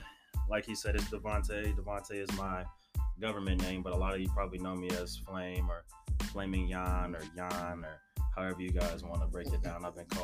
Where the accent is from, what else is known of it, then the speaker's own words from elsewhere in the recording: Bay Area / Central Valley, California, United States; also born or lived in Atlanta, Georgia; now in Las Vegas, United States; I'm from the Bay Area originally. Like, you know, not born there, but raised there. Born in Atlanta. Grew up all around the Bay, mostly the Valley. 209 area, Tracy, Lathrop, Stockton.